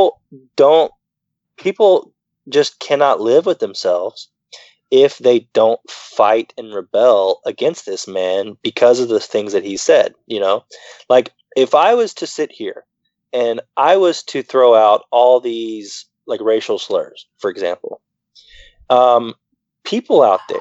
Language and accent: English; the South, United States; when I grew up in the South, I would go into Family Dollar